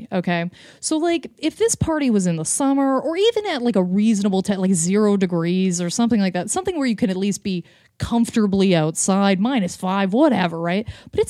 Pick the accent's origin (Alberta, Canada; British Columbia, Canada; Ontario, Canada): Ontario, Canada; Lindsay; Anyway, so I grew up in Lindsay, Ontario, which is just basically... I went to kind of like the hillbilly high school.